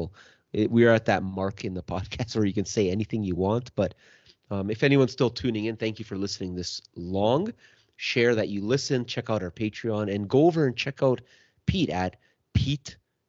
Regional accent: Canada; Like, I don't know. As a Canadian

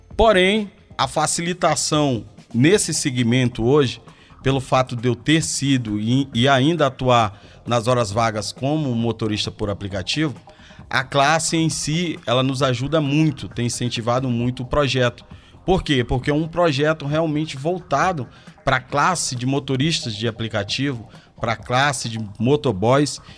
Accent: Porto Velho, Rondônia, Brazil; moved away as an adult; now in Belo Horizonte, Brazil; Sou natural de Porto Velho, Rondônia

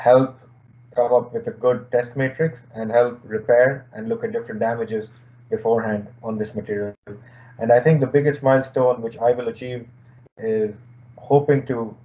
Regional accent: India; moved away as an adult; now in Limerick, Ireland; I'm originally from India, and I had moved to Ireland or UL back in 2014

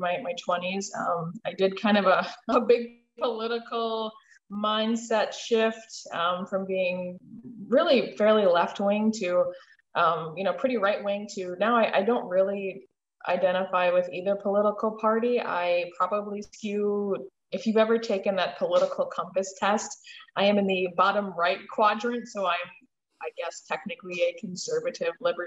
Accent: Milwaukee, Wisconsin, United States; moved away as an adult; also born or lived in Minneapolis, Minnesota; I am a born and raised Wisconsin girl. So I reside in Milwaukee, and I spent my formative years here and lived in Milwaukee

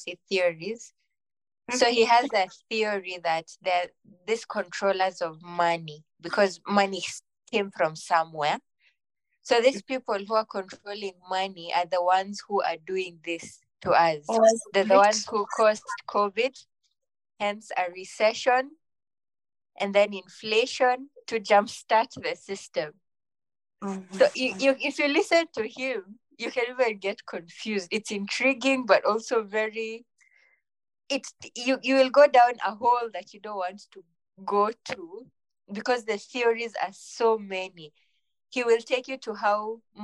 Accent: Kenya; Being Kenyan

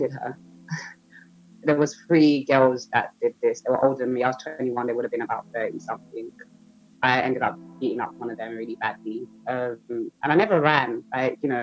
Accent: London, United Kingdom; I'm from Southeast London.

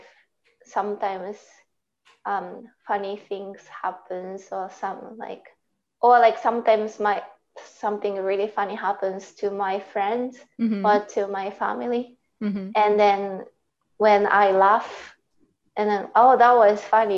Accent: Saitama, Japan; accent: Japanese; English is a second language; moved away as an adult; now in Canada; I am from Saitama Prefecture.

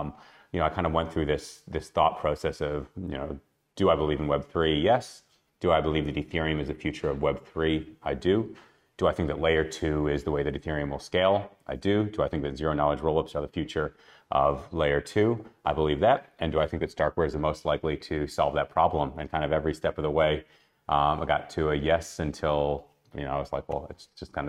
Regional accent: Chicago, Illinois, United States; also born or lived in Australia; now in Tel Aviv, Israel; I'm originally from Chicago, first half of my life, Australia, the second half of my life, and now in Tel Aviv.

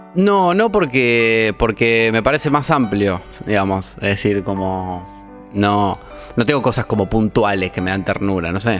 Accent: Pergamino, Buenos Aires Province, Argentina; now in Buenos Aires, Argentina

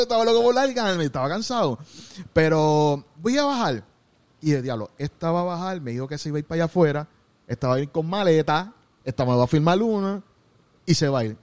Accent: Gurabo, Puerto Rico; yo soy de Gurabo, pero soy en Cagua

